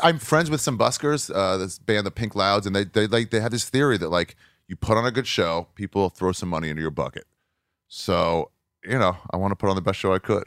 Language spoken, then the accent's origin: English; New York, United States; I was born in New York, home of the Jews